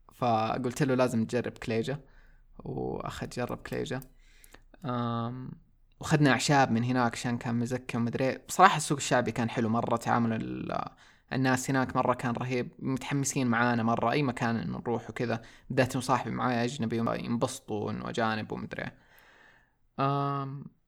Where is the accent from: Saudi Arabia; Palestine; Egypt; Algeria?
Saudi Arabia; also born or lived in Taif; عندنا في السعوديه